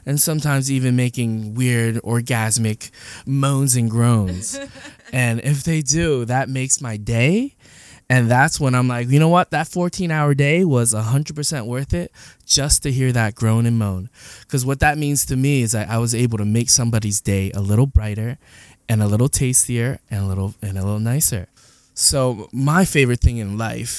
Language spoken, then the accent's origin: English; East Coast, United States; I grew up in the East Coast